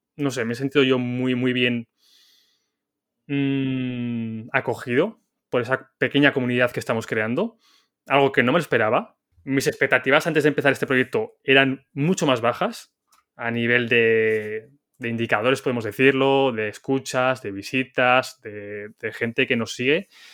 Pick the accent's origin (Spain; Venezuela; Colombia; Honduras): Spain; Zaragoza, Aragon; yo soy de Zaragoza